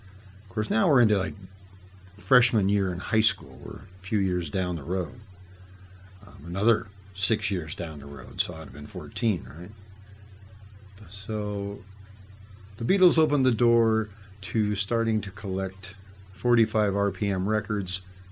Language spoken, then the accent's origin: English; Whittier, California, United States; where I grew up in Whittier, Whittier had Lovell's records